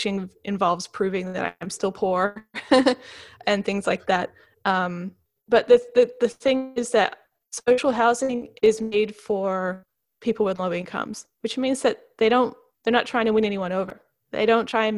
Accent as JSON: {"language": "English", "region": "Queensland", "country": "Australia", "accent": "Queensland", "said": "my Queensland accent"}